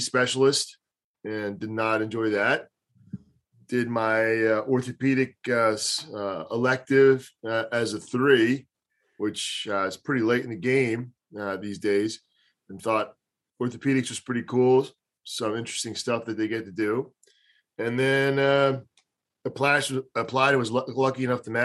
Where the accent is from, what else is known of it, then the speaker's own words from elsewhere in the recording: Delaware County, Pennsylvania, United States; also born or lived in Beirut, Lebanon / California / Philadelphia; I grew up in Delaware County. Being a Delco guy is a big deal. So I grew up in Delco